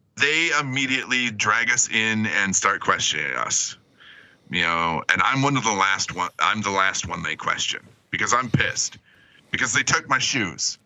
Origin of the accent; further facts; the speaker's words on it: Michigan, United States; growing up in Michigan